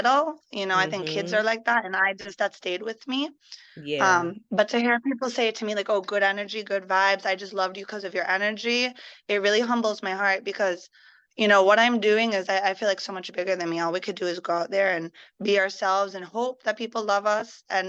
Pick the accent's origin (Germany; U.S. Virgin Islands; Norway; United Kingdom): U.S. Virgin Islands; No, so actually it is the Virgin Islands. This is my home.